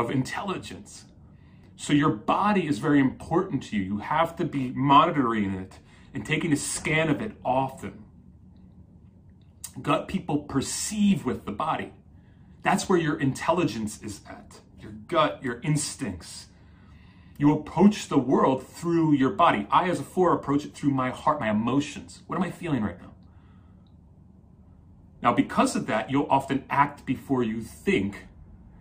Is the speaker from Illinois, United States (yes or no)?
no; New Jersey, United States; I grew up in Jersey.